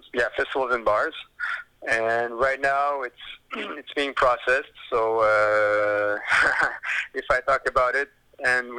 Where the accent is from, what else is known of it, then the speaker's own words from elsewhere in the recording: Quebec City, Quebec, Canada; Quebec City is my hometown